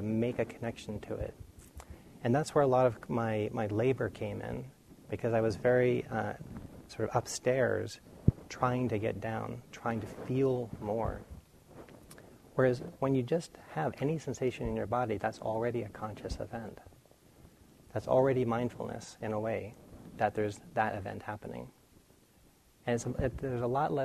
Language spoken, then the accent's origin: English; near Boston, Massachusetts, United States; when I was young, I grew up near Boston